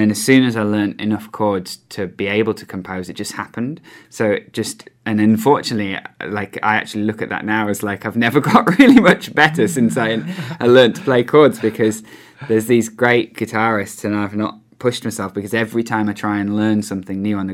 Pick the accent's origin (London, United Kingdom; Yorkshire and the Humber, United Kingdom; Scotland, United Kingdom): Yorkshire and the Humber, United Kingdom; I grew up in Yorkshire in the countryside